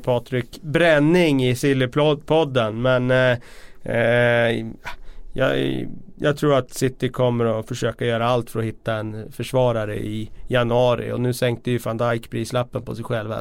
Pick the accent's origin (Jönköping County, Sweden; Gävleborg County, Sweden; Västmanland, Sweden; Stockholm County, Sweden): Västmanland, Sweden; Västerås; vi är från Sverige men jag är från Västerås